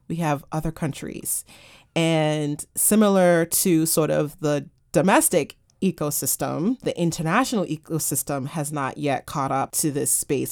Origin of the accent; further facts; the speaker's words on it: United States; me as an American